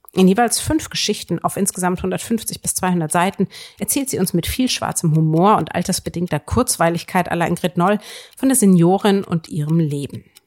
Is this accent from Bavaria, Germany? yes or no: yes; Würzburg, Bavaria, Germany; ich komme ja nun aus, aus Würzburg, wo man sehr viel über die katholische Kirche lernt